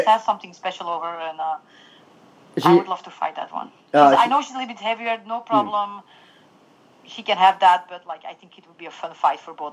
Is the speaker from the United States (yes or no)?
no; Belgium; I'm from Belgium